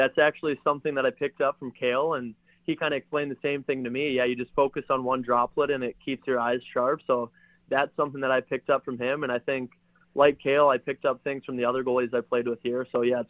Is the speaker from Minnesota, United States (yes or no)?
yes; Minnesota, United States; And I know growing up in Minnesota, I was fortunate to have instruction from a lot of good hockey players